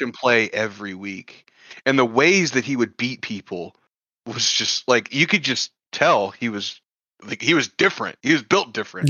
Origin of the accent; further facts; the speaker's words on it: Texas, United States; I'm from Texas